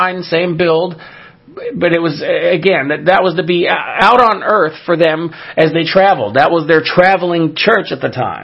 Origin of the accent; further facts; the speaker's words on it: California, United States; my home state of California